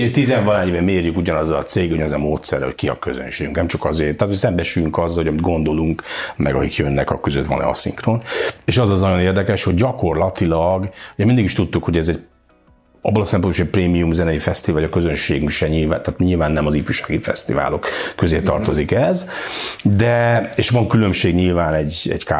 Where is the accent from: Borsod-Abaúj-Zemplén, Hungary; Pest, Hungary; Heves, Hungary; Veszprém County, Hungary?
Veszprém County, Hungary; Balatonalmádi; Balaton, no, ami azt gondoljuk, hogy a mi szívünk félig meddig Balaton, és hát én is tényleg Almádiban nőttem föl, meg szóval Balaton az nagyon fontos.